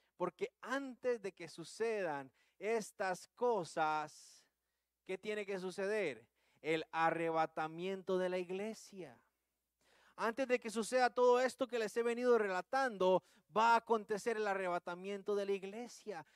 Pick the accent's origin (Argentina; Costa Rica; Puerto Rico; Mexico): Costa Rica; accent: Tico; usando el buen tico